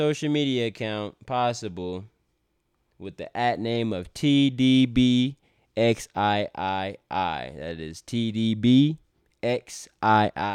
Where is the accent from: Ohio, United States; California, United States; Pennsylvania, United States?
California, United States; now in El Paso, United States; I am originally from California